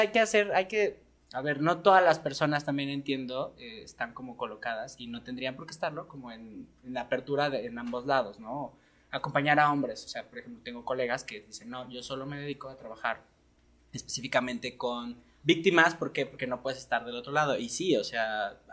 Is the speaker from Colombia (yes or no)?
no; Mexico; cómo fuimos educados como mexicanos